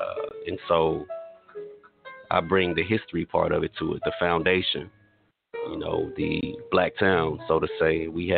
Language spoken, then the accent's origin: English; Tatums, Oklahoma, United States; being from a historically black town, I'm from Tatums, Oklahoma.